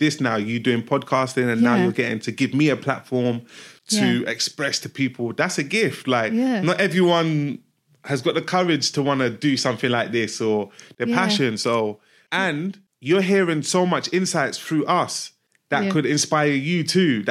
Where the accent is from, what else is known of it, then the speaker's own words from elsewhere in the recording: Nigeria; I'm from Nigeria.